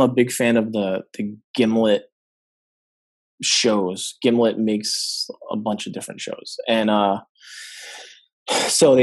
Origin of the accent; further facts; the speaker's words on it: Providence, Rhode Island, United States; my hometown of Providence